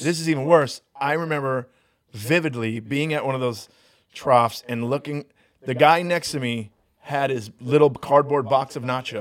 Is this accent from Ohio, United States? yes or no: no; Long Beach, California, United States; when I was a kid growing up in Long Beach